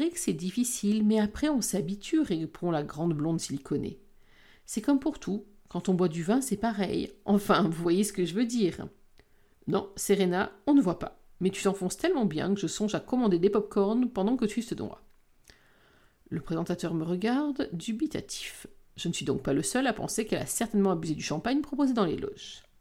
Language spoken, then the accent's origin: French; Belgium; Je suis pas français, je suis belge. J'ai beau le dire à chaque fois que je participe à une émission en France